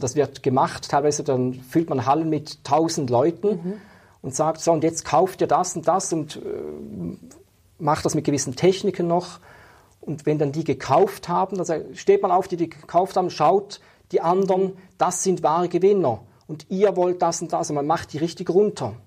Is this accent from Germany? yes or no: no; Schaffhausen, Switzerland; ich bin in Schaffhausen aufgewachsen